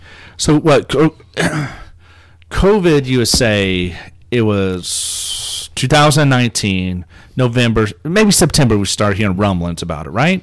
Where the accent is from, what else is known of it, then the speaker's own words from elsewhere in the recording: Hannibal, Missouri, United States; moved away; my hometown's kind of like West Virginia. There's a lot of meth heads and heroin. That's true. Opioids. And for it being a tourist town, no one ever pulls back the curtain and actually sees what's really going on and how degraded Hannibal, Missouri is.